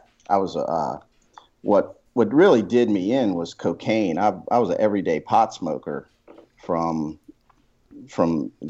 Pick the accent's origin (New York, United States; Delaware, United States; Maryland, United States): Maryland, United States; I grew up in Maryland.